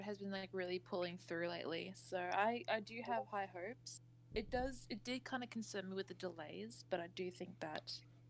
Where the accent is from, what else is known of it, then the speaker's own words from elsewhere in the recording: Australia; I, as an Aussie